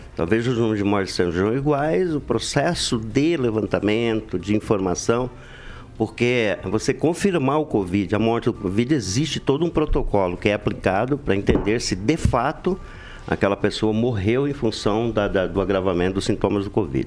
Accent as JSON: {"language": "Portuguese", "country": "Brazil", "tie": "born or raised there", "said": "crescemos junto lá no Alvorada"}